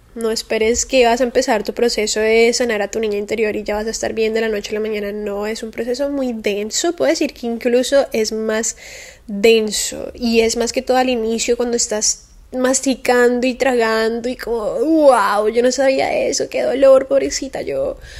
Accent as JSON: {"language": "Spanish", "town": "Cali", "region": "Valle del Cauca", "country": "Colombia", "moved": "yes", "lives_now": "Miami, United States", "said": "Yo vengo de Cali, que es una ciudad de Colombia muy calurosa, obviamente estoy acostumbrada al calor"}